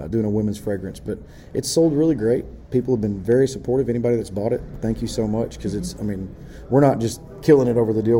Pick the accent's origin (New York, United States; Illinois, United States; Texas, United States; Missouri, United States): Texas, United States; I came from Texas